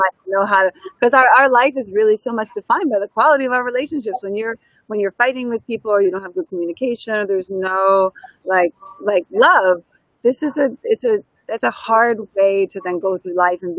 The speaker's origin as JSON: {"language": "English", "country": "United States", "accent": "American", "moved": "yes", "said": "my American accent, I think, is exciting for people not from here."}